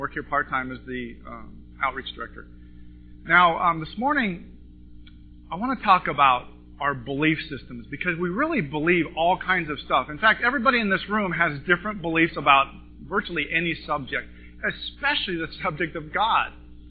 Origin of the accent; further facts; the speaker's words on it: Montana, United States; moved away as an adult; now in California, United States; But anyway, I grew up in Montana. I moved to California in 1986 with a film degree, motion picture film degree